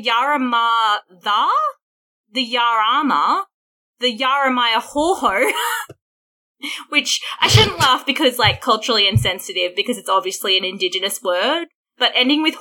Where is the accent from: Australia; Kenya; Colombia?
Australia; accent: Australian; being an Australian